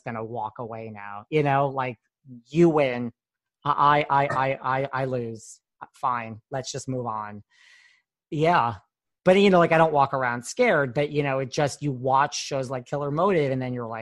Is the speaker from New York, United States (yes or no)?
yes; New York, United States; I'm a New Yorker